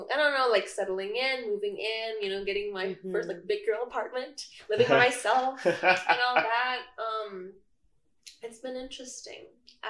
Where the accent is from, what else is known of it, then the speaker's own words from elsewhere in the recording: Jakarta, Indonesia; moved away as an adult; now in East Lansing, United States; So I come from Indonesia. I come from Jakarta specifically. So I was born and raised in Jakarta. So I'm like an international student here.